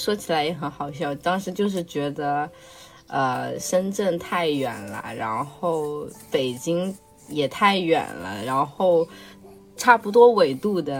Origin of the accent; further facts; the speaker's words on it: Wuhan, Hubei, China; 呃，然后我来自湖北武汉。